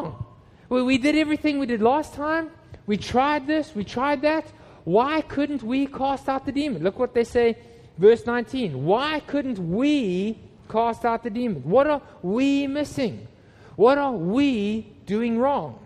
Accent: Johannesburg, Gauteng, South Africa; moved away; When I was a teenager, I grew up in Johannesburg in South Africa

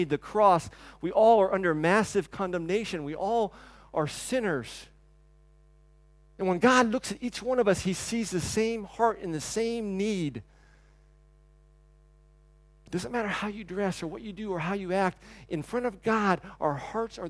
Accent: the South, United States; growing up in the South and you take your hat off and yes ma'am and no ma'am

